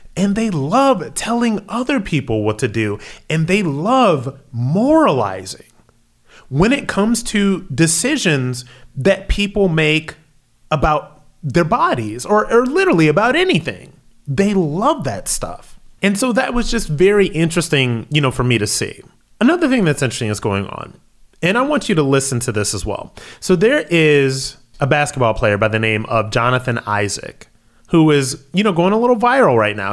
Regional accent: Akron, Ohio, United States; my hometown, Akron, Ohio

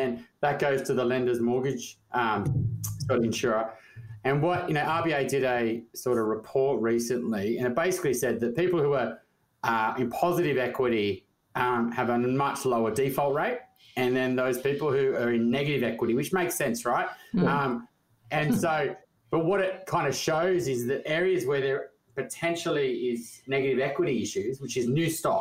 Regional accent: Newcastle, New South Wales, Australia; growing up in Newcastle, not far from New Kent

